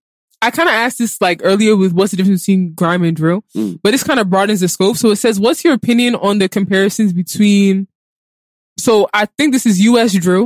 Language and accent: English; United States; I'm born and raised in America